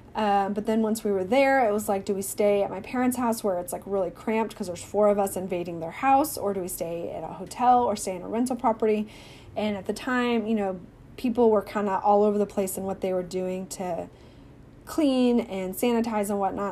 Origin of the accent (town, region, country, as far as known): Missouri, United States; born or raised there; now in Texas, United States